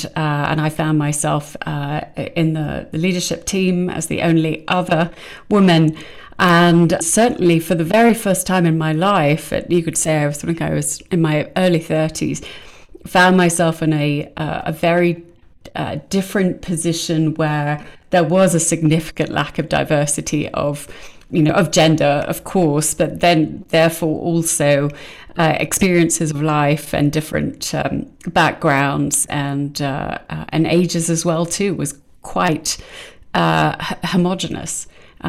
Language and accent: English; United Kingdom; moved away as an adult; also born or lived in Silicon Valley, United States; now in Boulder, United States; being a Brit moving to America